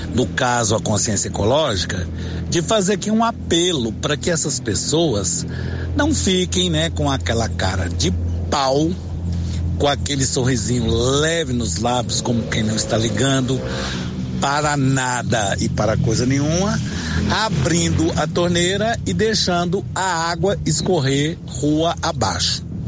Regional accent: Silvânia, Goiás, Brazil; Sou aqui de Silvânia

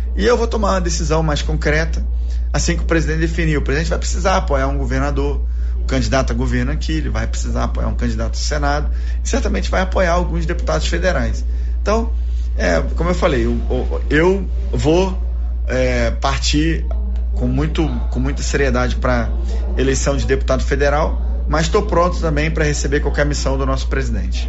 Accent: Rio de Janeiro, Brazil; moved away as an adult; also born or lived in Salvador, Bahia / Goiânia, Goiás / Luziânia, Goiás; now in Goiás, Brazil; eu fui criado no Rio, mas em 2003 eu vim para cá

